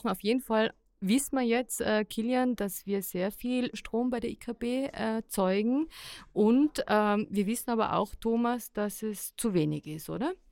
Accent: Innsbruck, Tyrol, Austria; wie viele Kilowattstunden wir brauchen als äh, Tiroler, Innsbrucker am Tag?

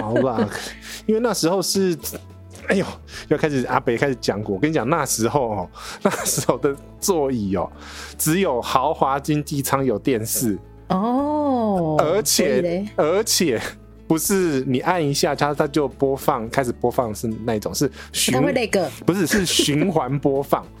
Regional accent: United States; 哦，我现在不会，因为我是我是美国人来着。

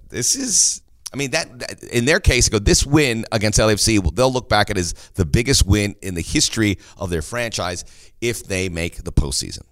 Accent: Los Angeles, California, United States; moved away; also born or lived in East Coast / Miami; I'm from

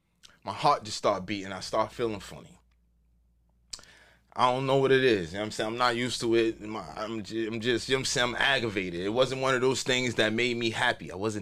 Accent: New York, United States; Yo, I'm from New York.

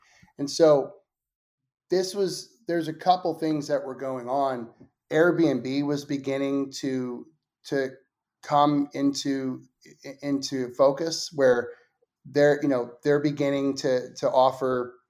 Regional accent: Northeast, United States; You know, I'm from the Northeast, so I always think about property values in New York or in Boston

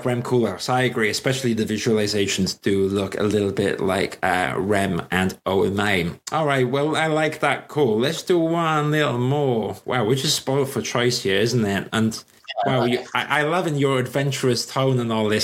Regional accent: Swansea, Wales, United Kingdom; now in London, United Kingdom; I'm a South Wales boy. But I tell you what, I always, North Wales is beautiful. And I'm from Swansea.

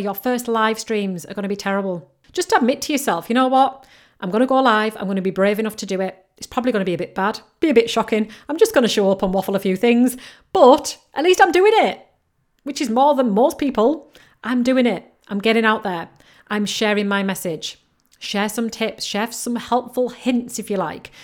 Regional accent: United Kingdom; accent: mixture between Yorkshire and Geordie; I come from and I live right in between Leeds and Newcastle, but right on the coast. So my accent is a little bit of a mixture between Yorkshire and Geordie

